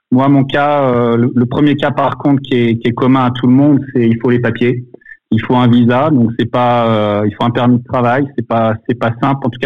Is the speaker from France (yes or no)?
no; United States; que je suis américain.